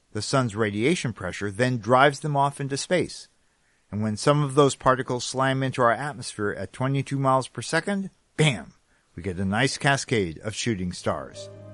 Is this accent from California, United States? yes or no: yes; California, United States; now in New England, United States; I'm a Californian who ended up in New England